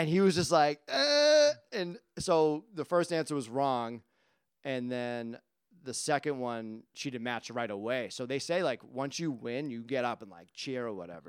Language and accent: English; Quincy, Massachusetts, United States; moved away as an adult; now in Whitman, United States; I was like, "Quincy."